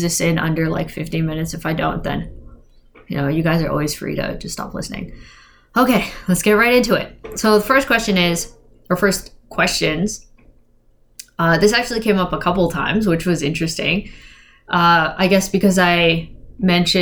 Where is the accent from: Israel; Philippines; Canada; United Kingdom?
Philippines; I'm Filipino